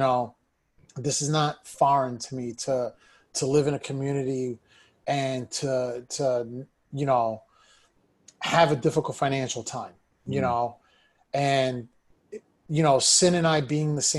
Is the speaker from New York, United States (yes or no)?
yes; New York City, New York, United States; I'm born and raised in New York City. You know, I grew up in a part of Brooklyn.